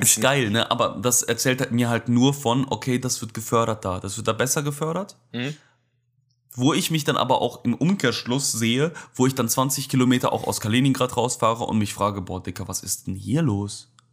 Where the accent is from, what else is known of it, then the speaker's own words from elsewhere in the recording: Germany; ich komme aus Deutschland